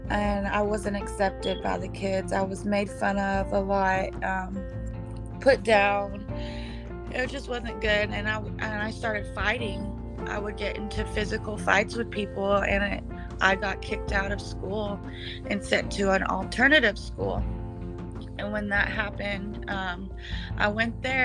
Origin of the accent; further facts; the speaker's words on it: Paradise, California, United States; I was born in Paradise, California. Born and raised there